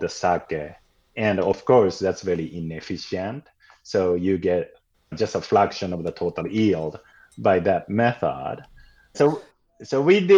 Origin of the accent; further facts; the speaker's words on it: Tokyo, Japan; also born or lived in Bushwick, New York; now in New York, United States; I'm originally from Tokyo, a part of Tokyo called Koenji